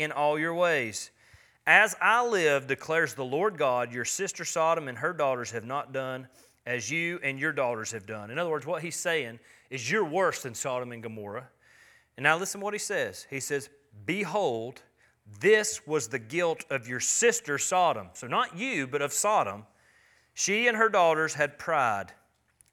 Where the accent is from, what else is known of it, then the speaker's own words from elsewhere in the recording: United States; I'm an American